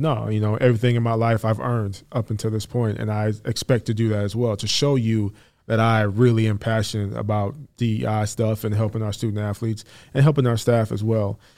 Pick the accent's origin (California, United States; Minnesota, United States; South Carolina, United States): Minnesota, United States; Saint Paul; moved away as an adult; now in Iowa, United States; I grew up in Saint Paul